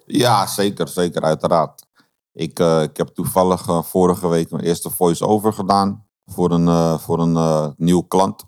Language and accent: Dutch; Amsterdam, North Holland, Netherlands; moved away; also born or lived in Ede; ik ben opgegroeid in Amsterdam-West, in Slotermeer